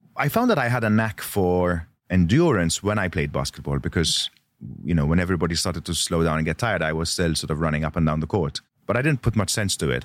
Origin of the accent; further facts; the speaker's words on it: Malta; I was born in Malta